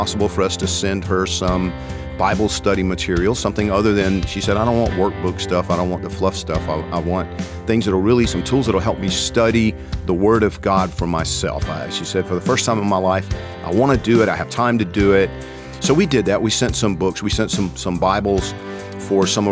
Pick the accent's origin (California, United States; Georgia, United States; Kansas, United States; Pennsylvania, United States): Georgia, United States; I'm from Georgia